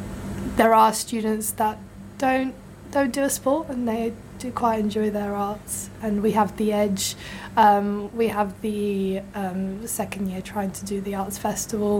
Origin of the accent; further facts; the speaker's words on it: Belarus; now in Bath, United Kingdom; I'm originally from Belarus